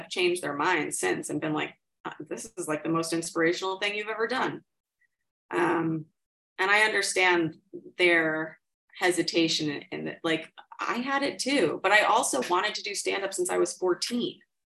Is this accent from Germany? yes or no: no; New York City, New York, United States; Upper East Side. If you can believe. Yeah.